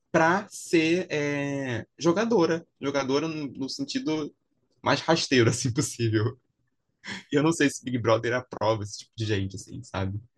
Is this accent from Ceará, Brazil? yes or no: no; Rio de Janeiro, Brazil; eu sou carioca assim